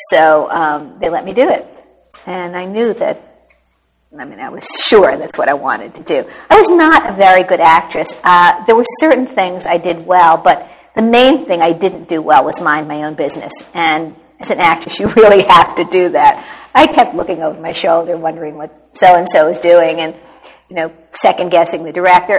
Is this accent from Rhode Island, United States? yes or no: no; New York, United States; I was born in New York, and I was exposed to theater at a very early age uh, my father always took me into Manhattan for my birthday